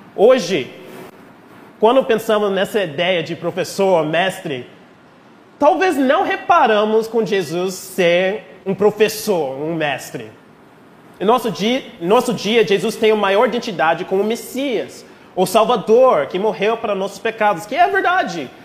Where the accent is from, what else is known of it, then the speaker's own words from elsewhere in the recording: United States; accent: gringo carioca; Portuguese is a second language; moved away as an adult; also born or lived in Rio de Janeiro, Brazil; now in Brazil; Nós americanos